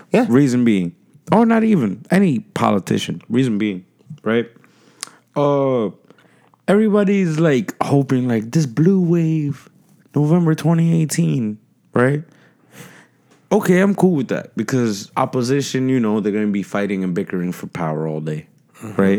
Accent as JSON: {"language": "English", "town": "New York City", "region": "New York", "country": "United States", "tie": "born or raised there", "said": "I grew up in the South Bronx."}